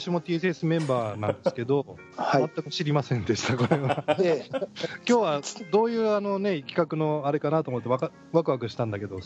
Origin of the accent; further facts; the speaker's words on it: Nerima, Tokyo, Japan; 練馬ね、俺の出身地だよ。